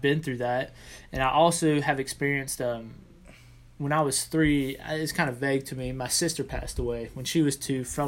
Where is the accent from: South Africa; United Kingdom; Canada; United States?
United States; South Georgia; also born or lived in Chicago, Illinois; I was born in Chicago and found myself in South Georgia due to my father's work in aviation